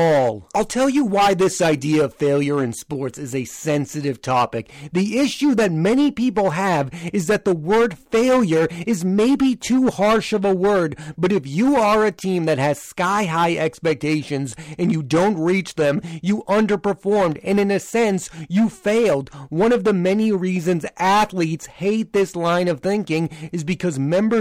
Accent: Boston, Massachusetts, United States; I am from the Boston area

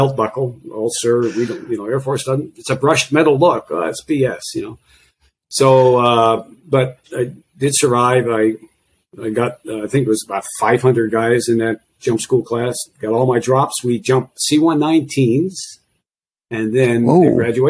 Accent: Pittsburgh, Pennsylvania, United States; I grew up in Pittsburgh area on the east side of Pittsburgh

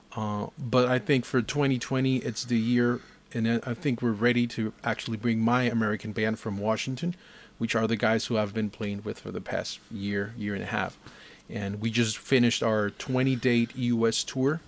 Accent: Costa Rica; coming from Costa Rica

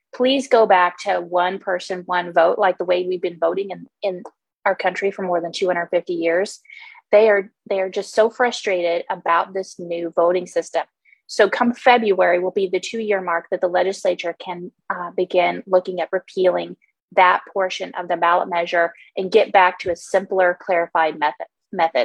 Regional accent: Homer, Alaska, United States; Homer is my hometown. I grew up here

